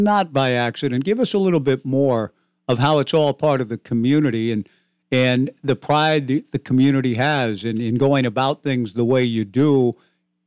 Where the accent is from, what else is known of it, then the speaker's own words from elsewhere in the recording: Cottage Grove, Oregon, United States; I grew up in Cottage Grove, went to high school there